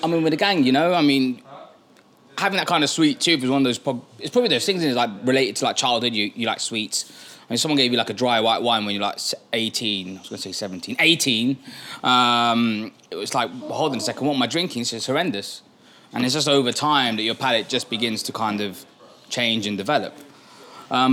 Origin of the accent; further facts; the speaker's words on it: Birmingham, West Midlands, United Kingdom; We're from Birmingham